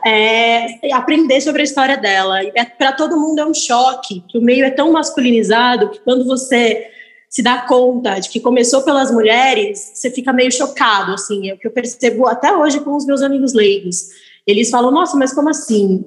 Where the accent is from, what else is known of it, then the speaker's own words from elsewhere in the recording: Piracicaba, São Paulo, Brazil; moved away as an adult; now in São Paulo, Brazil; Eu sou do interior de São Paulo, sou de Piracicaba